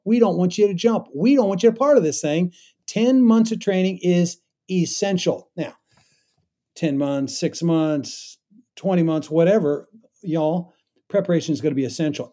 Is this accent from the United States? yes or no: yes; Kansas, United States; I grew up in Kansas, and, uh, you know, wheat's all around us